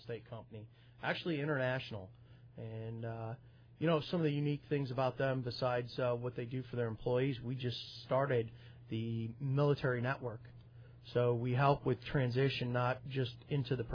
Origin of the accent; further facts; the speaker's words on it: North Olmsted, Ohio, United States; I grew up in North Olmsted, went to St. Ignatius High School